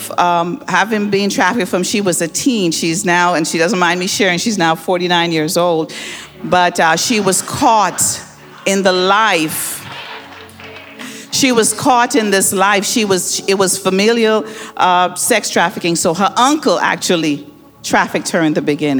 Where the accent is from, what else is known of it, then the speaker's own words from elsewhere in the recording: Bahamas; moved away as an adult; now in Detroit, United States; I grew up in the Bahamas